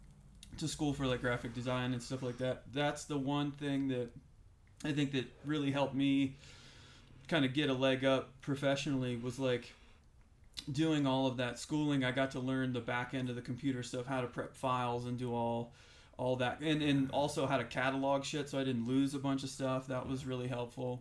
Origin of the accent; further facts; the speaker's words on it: Ohio, United States; moved away as an adult; also born or lived in Pittsburgh, Pennsylvania; I moved from Ohio to Pennsylvania, so just like right over, it's two hours east of where I grew up is Pittsburgh